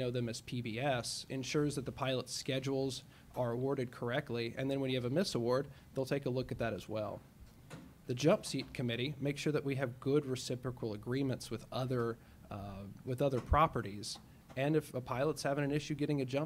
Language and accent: English; Memphis, Tennessee, United States; now in Minneapolis, United States; Born and raised in Memphis, Tennessee. Moved up here to Minneapolis